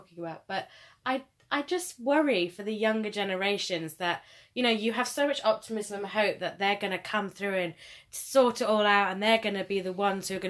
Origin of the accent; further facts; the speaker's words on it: United Kingdom; I'm a British white woman